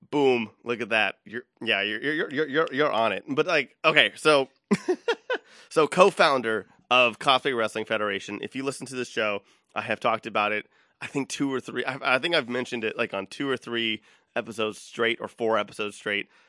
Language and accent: English; Austin, Texas, United States; I'm from Austin, Texas